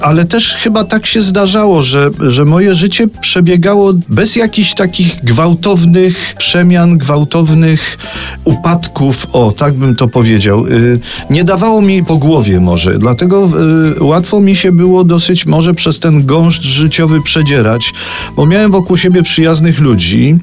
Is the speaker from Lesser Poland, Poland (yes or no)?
yes; Kraków, Lesser Poland, Poland; to jest moje rodzinne miasto i jestem do niego przywiązany